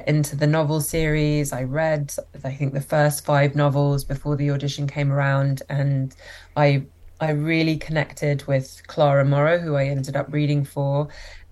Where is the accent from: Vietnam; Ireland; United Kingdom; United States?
United Kingdom; London; moved away as an adult; now in Toronto, Canada; I live in Toronto and also spend time in London, which is where I grew up and where I lived for my whole life